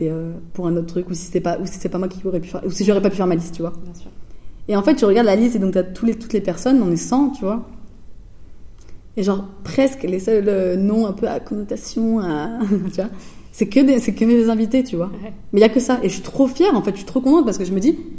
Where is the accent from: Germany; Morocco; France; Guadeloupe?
Germany; Hesse; j'ai grandi dans la Hesse, mon frère